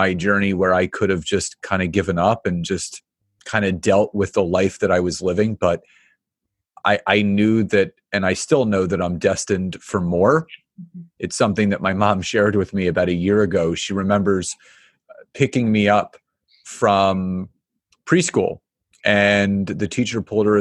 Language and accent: English; Philadelphia, Pennsylvania, United States; now in Marlton, United States; Originally Philadelphia and now Marlton, New Jersey